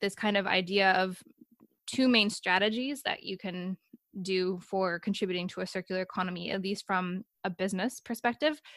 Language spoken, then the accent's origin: English; United States; moved away as an adult; now in Sweden; I'm an American, but I'm actually living in Sweden right now, and I've been there for yeah, let's say four years